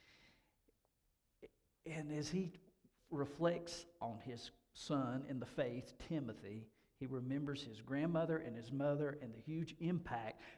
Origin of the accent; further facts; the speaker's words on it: Hendersonville, North Carolina, United States; I grew up in Hendersonville, North Carolina